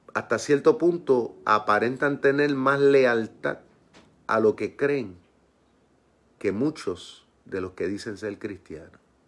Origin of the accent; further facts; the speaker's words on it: Puerto Rico; mi pueblo en Puerto Rico